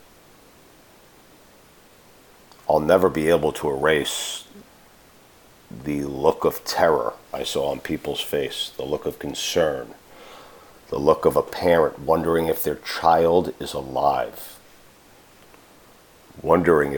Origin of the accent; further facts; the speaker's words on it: Parkland, Florida, United States; my hometown, to my city, to a place I care deeply about